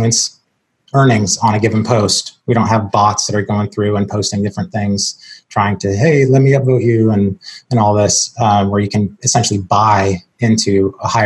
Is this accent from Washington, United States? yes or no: yes; Seattle, Washington, United States; moved away as an adult; now in Charleston, United States; I'm originally from Seattle, born and raised.